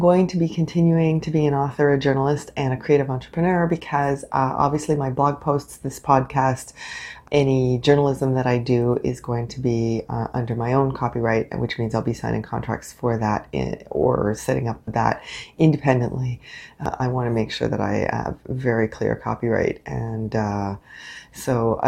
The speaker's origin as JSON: {"language": "English", "country": "Canada", "said": "I am unapologetically Canadian"}